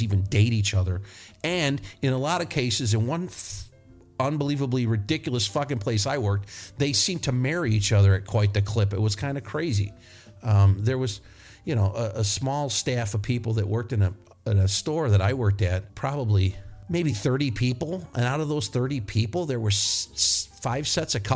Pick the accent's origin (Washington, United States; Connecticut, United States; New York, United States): New York, United States; moved away; I am from New York, but I'm not from the city